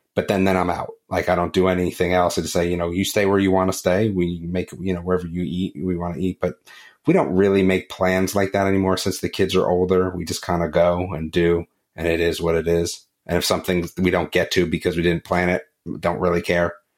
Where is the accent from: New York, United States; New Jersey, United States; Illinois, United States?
New Jersey, United States; growing up in New Jersey